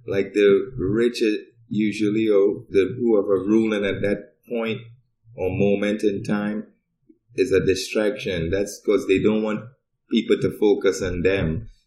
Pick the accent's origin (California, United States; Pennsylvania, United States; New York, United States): New York, United States; moved away as an adult; also born or lived in Trinidad; now in Fairbanks, United States; I grew up in Brooklyn and I was there first.